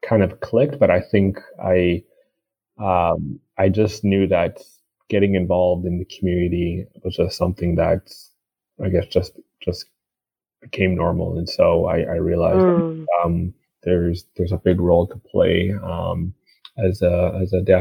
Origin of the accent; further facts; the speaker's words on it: Toronto, Ontario, Canada; also born or lived in Montreal; I was born in Toronto. My parents, they came to Canada in the late 80s or mid 80s and grew up here in Toronto.